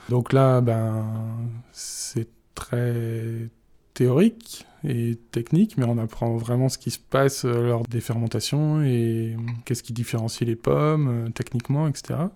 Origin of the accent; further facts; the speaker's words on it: Vendée, Pays de la Loire, France; now in Brittany, France; j'ai grandi en Vendée